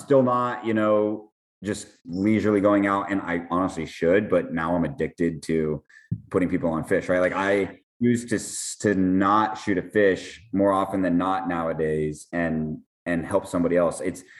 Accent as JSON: {"language": "English", "town": "Miami", "region": "Florida", "country": "United States"}